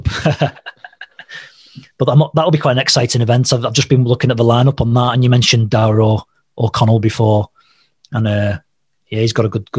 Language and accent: English; St Helens, North West England, United Kingdom; based in Leeds. I'm from St. Helens